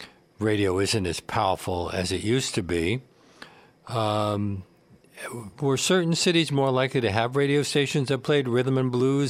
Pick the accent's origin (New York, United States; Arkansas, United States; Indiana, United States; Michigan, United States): New York, United States; as a kid growing up in New York, I could see my favorite performers in clubs, churches, and in theaters like the Apollo.